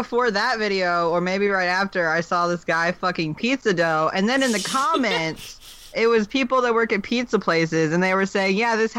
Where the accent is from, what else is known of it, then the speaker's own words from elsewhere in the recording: Western North Carolina, United States; also born or lived in Raleigh; Well, I'm from Western North Carolina, in the middle of nowhere. But right now, I'm living in Raleigh.